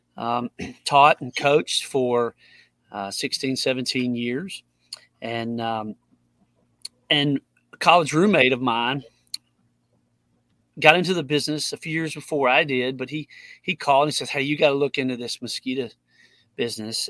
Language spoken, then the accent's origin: English; Tuscaloosa, Alabama, United States; I grew up here in Tuscaloosa